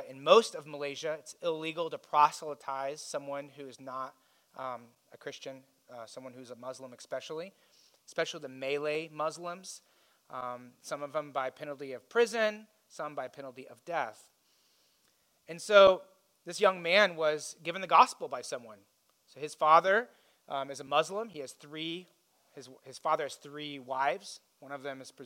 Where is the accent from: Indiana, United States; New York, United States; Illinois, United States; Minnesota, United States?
Indiana, United States; I grew up in Indiana